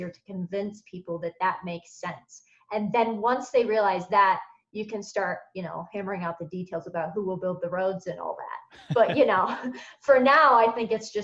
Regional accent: United States; I'm an American

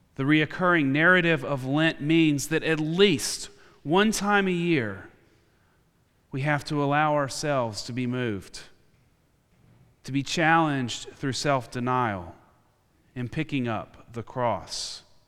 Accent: United States; my identity as an American in this country I call home.

